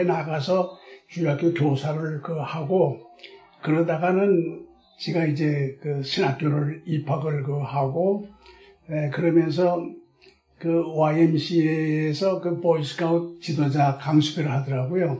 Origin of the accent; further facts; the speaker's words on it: Seoul, South Korea; also born or lived in Goesan, North Chungcheong; 괴산에서 태어나긴 태어났지만은 다섯 살 때 올라왔기 때문에 거기 기억은 하나도 없어요. 네. 그 다음에 이제 서울 올라와서 성장을 했기 때문에